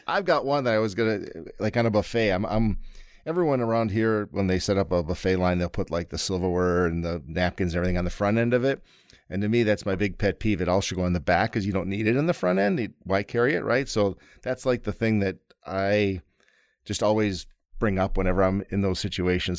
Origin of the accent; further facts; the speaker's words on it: Wisconsin, United States; we're from Wisconsin